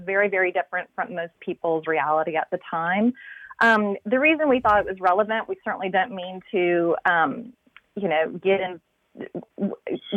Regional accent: Atlanta, Georgia, United States; born or raised there

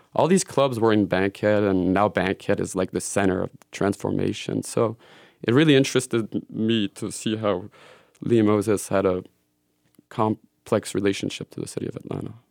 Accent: Switzerland; moved away; also born or lived in Belgium; I grew up in Switzerland

